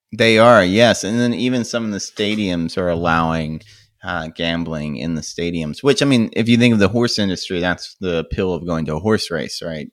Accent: United States; as an American

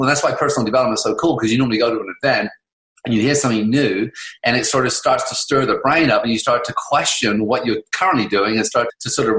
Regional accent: England, United Kingdom; moved away as an adult; I grew up in England.

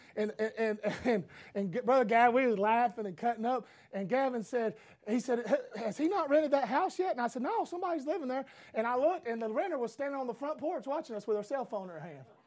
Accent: United States; free as an American

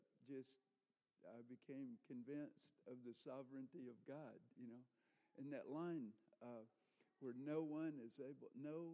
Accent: the Bible Belt, United States; Growing up in the Bible Belt, I grew up in denominations

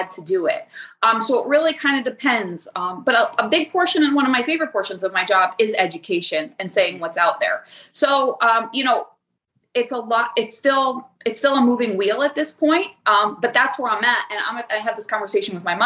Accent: New Jersey, United States; I'm from Jersey. So in Jersey, we're big on loyalty

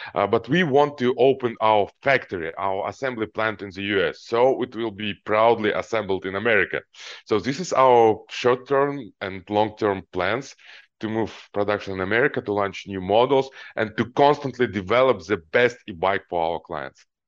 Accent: Almaty, Kazakhstan; moved away; also born or lived in Ukraine; I grew up in Kazakhstan, Alma T city

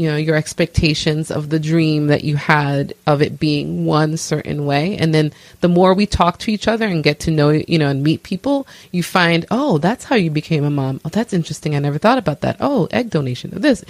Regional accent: New York City, New York, United States; I am originally from Brooklyn, New York, of Haitian descent

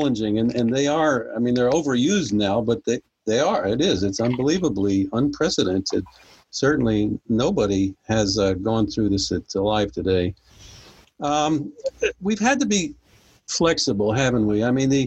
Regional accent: New Jersey, United States; now in Belmont, United States; I was born up north in New Jersey, of all places. Found my way south and haven't gone back up there. I do still have some family up there. And I actually grew up in a rural little town

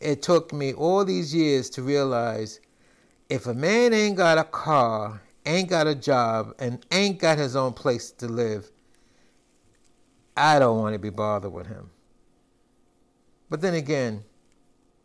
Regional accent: New York, United States; I'm from New York and live in these areas

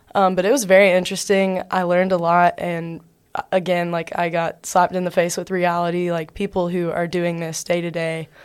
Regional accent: Covington, Georgia, United States; I'm from a small town in South Georgia. It's called Covington, Georgia.

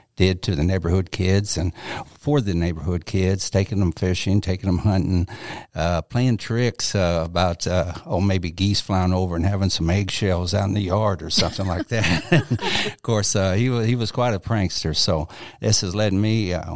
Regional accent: Junction City, Kansas, United States; I grew up in Junction City, Kansas, before Milford Lake was put there

